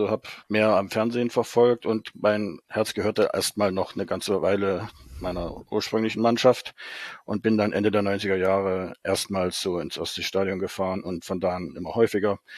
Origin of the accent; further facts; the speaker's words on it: Altenburg, Thuringia, Germany; moved away as an adult; also born or lived in Mecklenburg; now in Mecklenburg-Vorpommern, Germany; Also ich bin geboren und aufgewachsen in Thüringen und im damaligen Bezirk Leipzig in Altenburg und bin in meinen Jugendjahren äh, äh zum Fußball immer nach Leipzig gefahren, zum ersten FC Lok Leipzig und äh, bin seit Ende der 80er Jahre in Mecklenburg